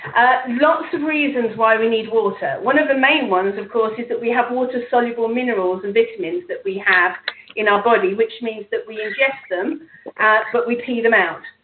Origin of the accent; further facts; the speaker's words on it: England, United Kingdom; me being English